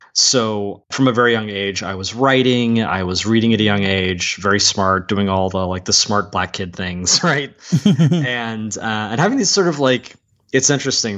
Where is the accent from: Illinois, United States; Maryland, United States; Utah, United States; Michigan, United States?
Maryland, United States; Columbia; now in Media, United States; I was born in Columbia, Maryland